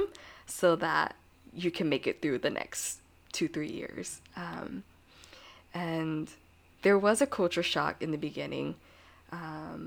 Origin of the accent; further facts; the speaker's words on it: United States; I was born here and I'm American